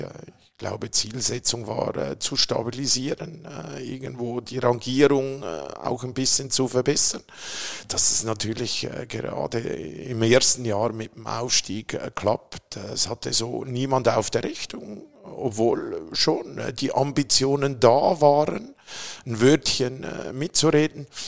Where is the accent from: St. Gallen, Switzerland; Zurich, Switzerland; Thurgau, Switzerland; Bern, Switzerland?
Zurich, Switzerland; moved away as an adult; also born or lived in Triengen, Lucerne; now in Berlin, Germany; geboren bin ich in Zürich